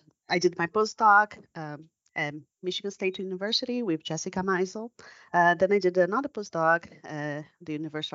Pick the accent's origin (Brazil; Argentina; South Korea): Brazil; accent: Brazilian; English is a second language; moved away as an adult; also born or lived in New York, United States; now in United States; I'm Brazilian. That's where my accent comes from.